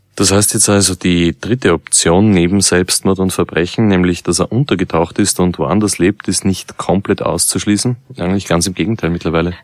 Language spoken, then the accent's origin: German; Vienna, Austria; Als Wiener